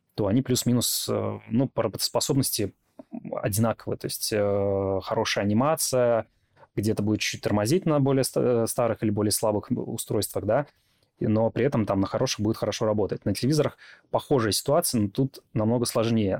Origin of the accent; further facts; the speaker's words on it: Belarus; moved away; я жил в региональном городе. Во-первых, я из Беларуси